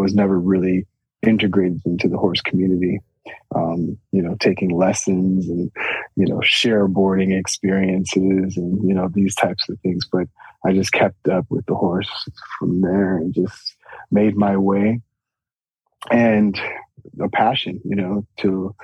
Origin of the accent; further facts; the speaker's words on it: Chicago, Illinois, United States; I'm from Chicago, born and raised